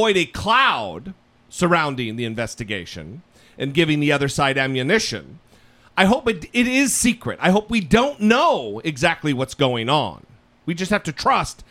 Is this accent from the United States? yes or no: yes; United States; as an American